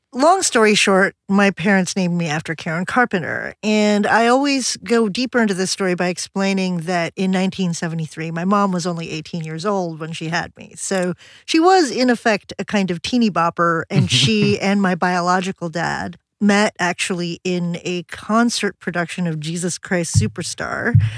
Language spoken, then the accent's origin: English; Philippines; moved away; I was a kid growing up in the Philippines